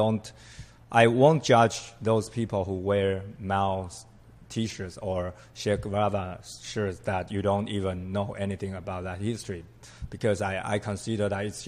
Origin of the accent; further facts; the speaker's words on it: Taiwan; But basically the people in Taiwan, we call ourselves Taiwan. We introduce ourselves that we are from Taiwan.